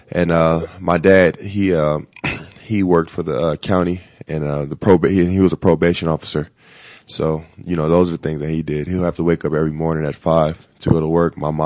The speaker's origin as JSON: {"language": "English", "town": "Los Angeles", "region": "California", "country": "United States", "tie": "born or raised there", "also_born_or_lived": "Austin, Texas", "moved": "as an adult", "lives_now": "Denver, United States", "said": "I grew up in a Crenshaw district"}